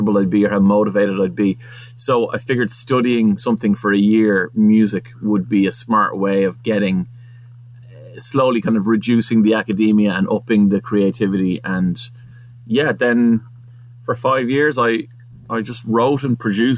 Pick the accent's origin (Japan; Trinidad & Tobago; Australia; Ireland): Ireland; Portmarnock, Leinster; I was from Portmarnock